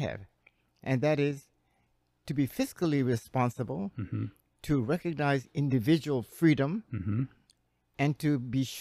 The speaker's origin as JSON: {"language": "English", "town": "Hilo", "region": "Hawaii", "country": "United States", "tie": "born or raised there", "said": "growing up in Hilo, went to school at the University of Hawaii"}